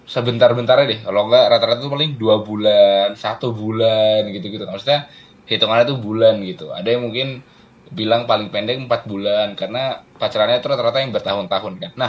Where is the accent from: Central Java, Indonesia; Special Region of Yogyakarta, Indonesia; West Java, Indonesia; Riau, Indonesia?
Special Region of Yogyakarta, Indonesia; Yogyakarta; Aku ini orang Jogja asli loh.